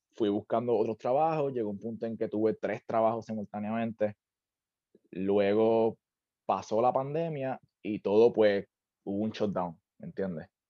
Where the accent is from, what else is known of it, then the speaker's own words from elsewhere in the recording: Juana Díaz, Puerto Rico; moved away as an adult; also born or lived in Ponce, Puerto Rico / Santurce, San Juan, Puerto Rico; now in Orlando, United States; yo nací en Ponce, aunque no me crié allá abajo, me crié en Juanadía, de hecho, o sea, al ladito de Ponce.